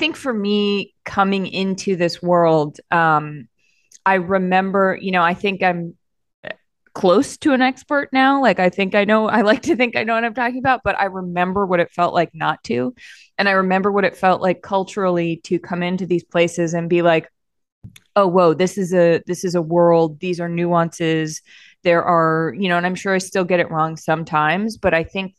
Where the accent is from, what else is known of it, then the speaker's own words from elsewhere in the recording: outside of Boston and in Maine, New England, United States; also born or lived in Massachusetts; I grew up in the Northeast. I grew up outside of Boston and in Maine